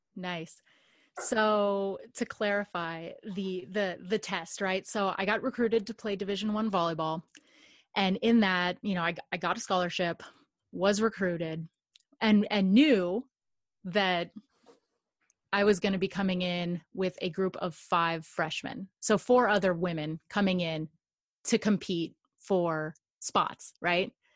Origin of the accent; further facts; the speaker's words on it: Los Angeles, California, United States; I grew up in Los Angeles or just outside